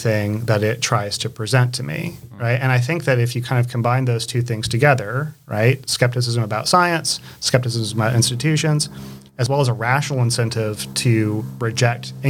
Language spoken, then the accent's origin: English; St. Augustine, Florida, United States; moved away as an adult; also born or lived in Jacksonville, Florida / Chapel Hill, North Carolina; now in Charlotte, United States; I was born in Jacksonville, Florida, but I grew up really in St. Augustine